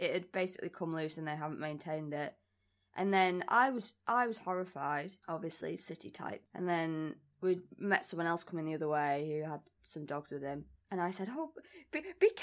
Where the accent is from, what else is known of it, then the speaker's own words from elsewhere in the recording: Barrow-in-Furness, North West England, United Kingdom; I'm from Barrow